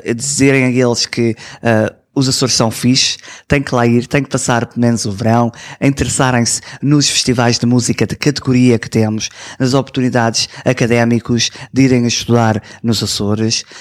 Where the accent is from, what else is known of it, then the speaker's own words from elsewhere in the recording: Toronto, Ontario, Canada; Eu nasci aqui em Toronto